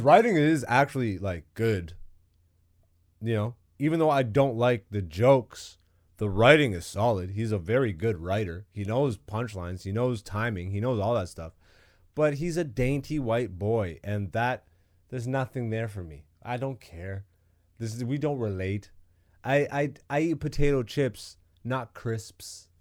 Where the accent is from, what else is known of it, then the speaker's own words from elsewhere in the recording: Canada; I'm super Canadian